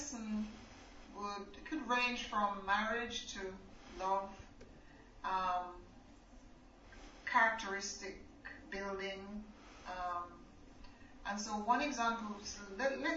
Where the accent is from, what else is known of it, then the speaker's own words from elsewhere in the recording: Jamaica; also born or lived in England; now in China; I was born in Jamaica.